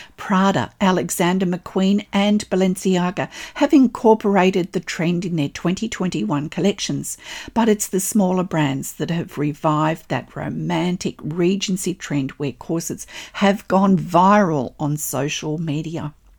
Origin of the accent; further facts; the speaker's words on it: Australia; I'm an Australian textile artist